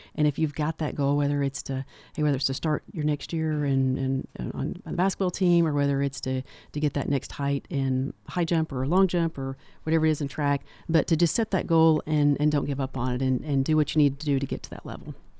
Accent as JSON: {"language": "English", "town": "Manchester", "region": "Tennessee", "country": "United States", "tie": "born or raised there", "also_born_or_lived": "Knoxville, Tennessee", "said": "I'm from Manchester and, uh, also started the Tullahoma Clinic"}